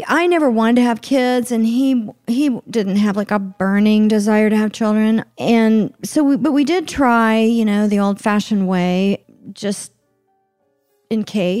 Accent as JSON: {"language": "English", "town": "Oklahoma City", "region": "Oklahoma", "country": "United States", "tie": "born or raised there", "said": "even though I grew up in Oklahoma City, which is a, you know, big city."}